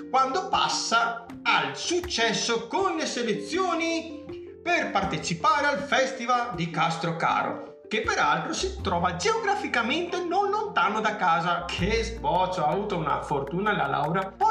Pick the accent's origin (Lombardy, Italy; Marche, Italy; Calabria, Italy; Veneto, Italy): Veneto, Italy; io sono veneto, porca miseria.